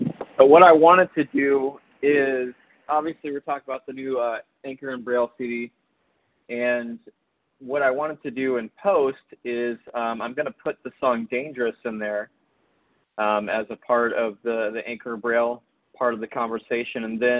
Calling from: Zephyr Hills, Florida, United States; I'm in Zephyr Hills, just outside of Tampa.

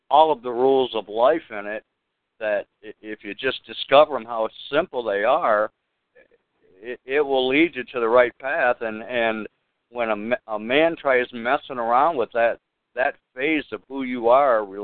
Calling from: Florida, United States; from Florida.

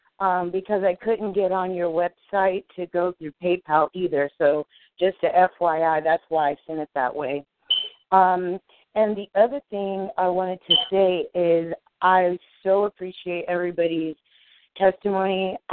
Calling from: California, United States; I'm from California.

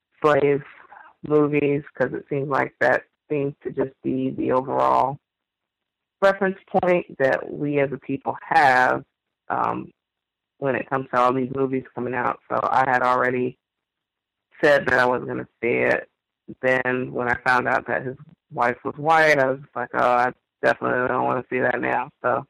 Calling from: New Orleans, Louisiana, United States; Yes, I'm the caller from New Orleans, Louisiana.

